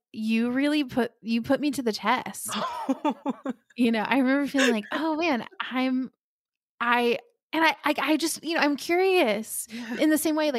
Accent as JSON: {"language": "English", "region": "North Carolina and Florida", "country": "United States", "tie": "born or raised there", "moved": "yes"}